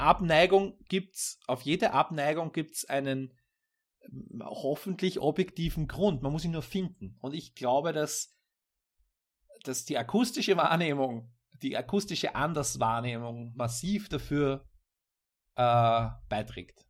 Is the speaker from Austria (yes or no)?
yes; Austria; als Österreicher